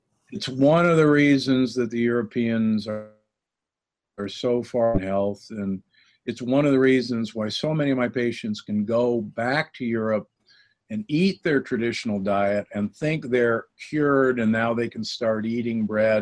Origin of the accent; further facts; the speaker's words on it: Midwest, United States; moved away; also born or lived in Omaha, Nebraska / Milwaukee, Wisconsin / Loma Linda, California; I grew up in Omaha and Milwaukee, and you know where meat is king